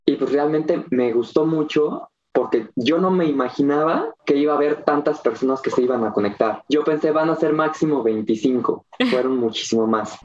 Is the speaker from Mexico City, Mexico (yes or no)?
no; Cuernavaca, Morelos, Mexico; soy de Cuernavaca